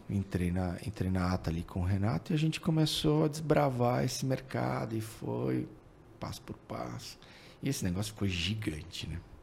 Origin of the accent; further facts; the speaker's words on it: São Paulo, Brazil; moved away as an adult; also born or lived in Goiânia; nunca saí de São Paulo